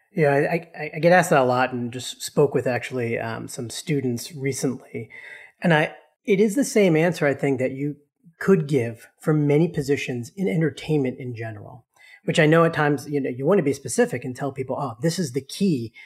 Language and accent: English; Boston, Massachusetts, United States; growing up in Boston